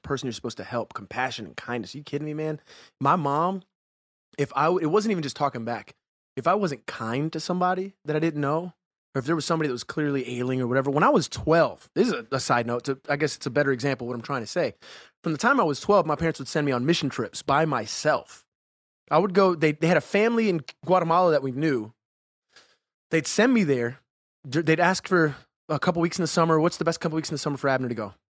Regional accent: Jacksonville, Florida, United States; moved away; I grew up in the South, man. I grew up west side of Jacksonville, right? Marietta.

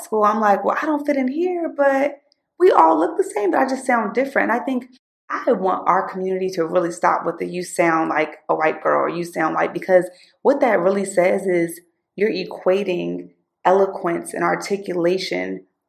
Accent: Philadelphia, Pennsylvania, United States; accent: Valley girl; to a predominantly white school, and I got sent to a all black public school in Philly. Okay. Now, my accent, I sound like a Valley girl.

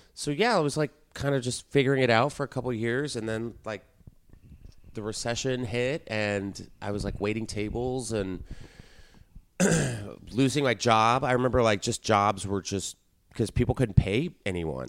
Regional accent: Texas, United States; moved away; I grew up in Texas

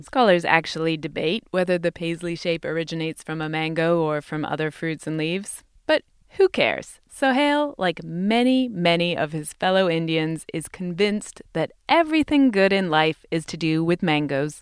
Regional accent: England, United Kingdom; now in United States; I grew up in England

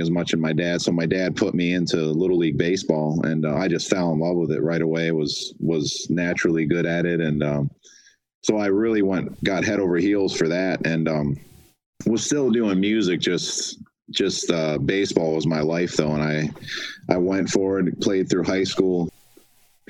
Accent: Detroit, Michigan, United States; moved away; my family, we're from Detroit originally.

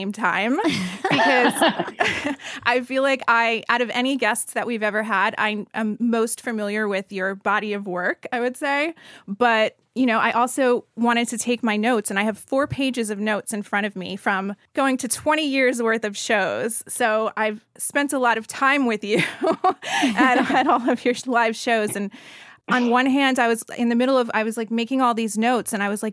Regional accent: New Jersey, United States; me growing up in Jersey

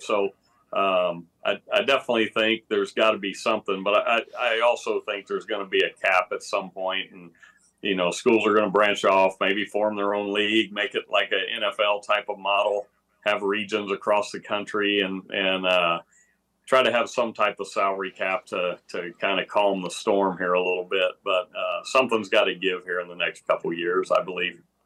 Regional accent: Texas, United States; growing up in Texas, it was a running back state back, back when I was in high school in the mid eighties

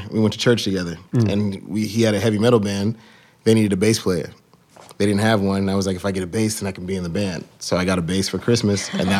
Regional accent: Houston, Texas, United States; moved away; Originally, I'm from Houston, Texas.

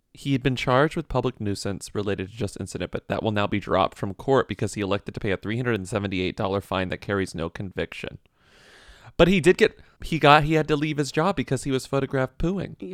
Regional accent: Texas, United States; Dairy Queens were everything growing up in Texas

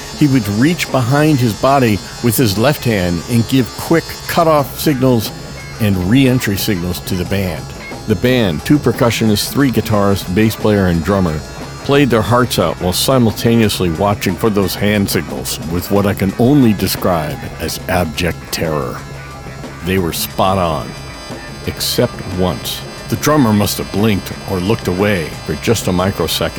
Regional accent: Daytona Beach, Florida, United States; moved away; also born or lived in Boston; my hometown of Daytona Beach

